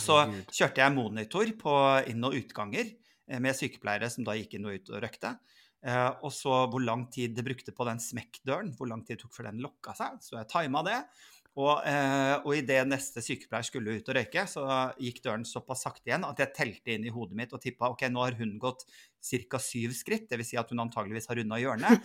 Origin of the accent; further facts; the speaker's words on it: Northern Norway, Norway; Nå er jeg for så vidt egentlig nordlending